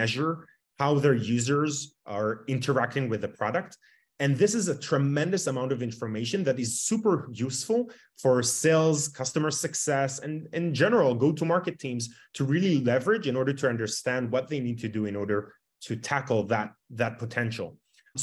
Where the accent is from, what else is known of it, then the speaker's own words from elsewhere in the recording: Tel Aviv, Tel Aviv District, Israel; born and raised in Tel Aviv, Israel.